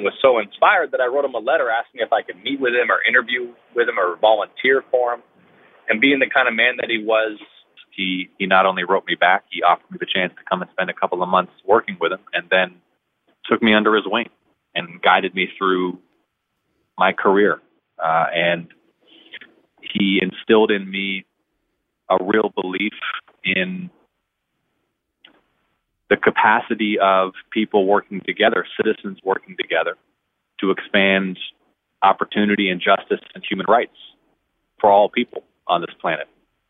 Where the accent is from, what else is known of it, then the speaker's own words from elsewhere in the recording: Atlanta, Georgia, United States; growing up in the South, and growing up in Atlanta in particular